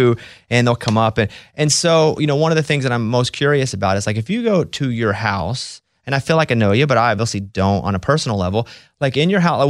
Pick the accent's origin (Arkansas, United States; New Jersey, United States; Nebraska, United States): Arkansas, United States; Mountain Pine; moved away; I'm from Mountain Pine, Arkansas, population 700